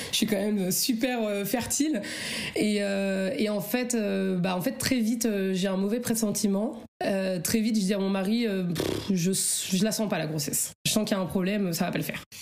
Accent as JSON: {"language": "French", "area": "Oise, Picardy", "region": "Hauts-de-France", "country": "France", "said": "Je suis dans l'Oise, euh, dans le Nord, en Picardie."}